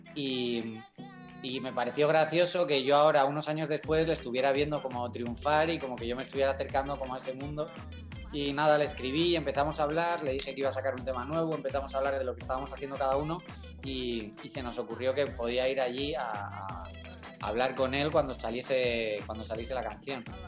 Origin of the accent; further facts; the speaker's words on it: Madrid, Community of Madrid, Spain; el madrileño